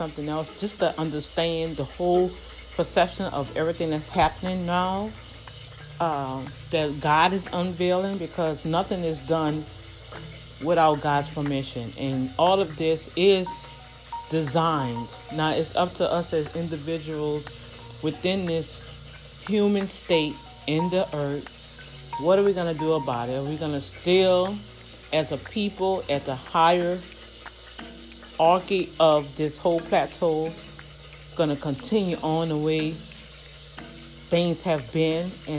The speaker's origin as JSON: {"language": "English", "town": "New Orleans", "region": "Louisiana", "country": "United States", "tie": "born or raised there", "moved": "yes", "said": "my hometown in New Orleans"}